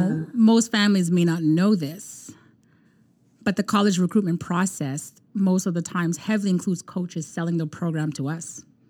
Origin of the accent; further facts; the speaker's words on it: Canada; I'm from Canada.